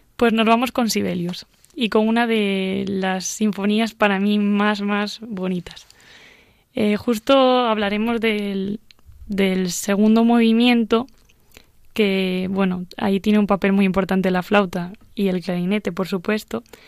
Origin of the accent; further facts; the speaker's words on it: Asturias, Spain; viaje a mi tierra, Asturias concretamente